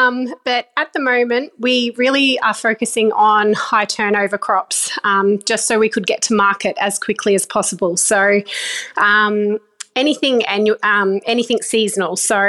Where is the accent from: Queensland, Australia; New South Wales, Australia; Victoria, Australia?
Queensland, Australia; Cairns; Well, I grew up in Cairns for quite a few of my younger years